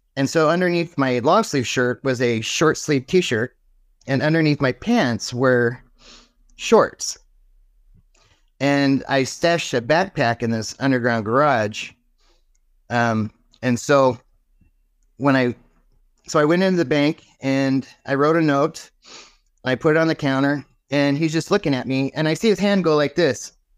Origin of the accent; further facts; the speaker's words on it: Martinez, California, United States; moved away as an adult; also born or lived in Cleveland, Ohio / Phoenix, Arizona; I grew up in California, originally Northern California. I was born in the hospital of my last name